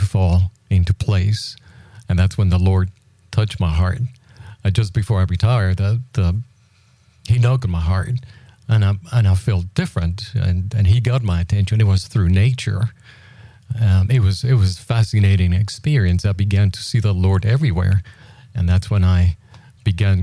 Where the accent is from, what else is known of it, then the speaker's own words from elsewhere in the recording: Puerto Rico; I was born in Puerto Rico a few years ago